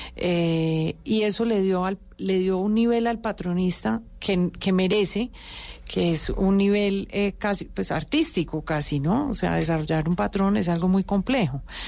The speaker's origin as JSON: {"language": "Spanish", "country": "Colombia", "said": "Me siento responsable como colombiana"}